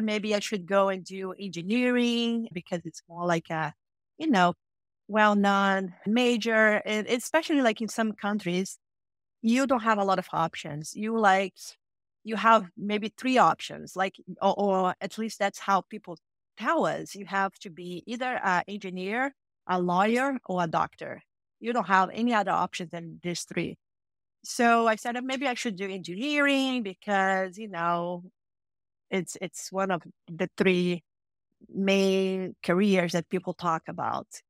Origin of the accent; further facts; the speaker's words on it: Rio de Janeiro, Brazil; moved away as an adult; now in United States; I'm, I'm, I'm from Brazil, so I was born and raised in a city called Rio de Janeiro in Brazil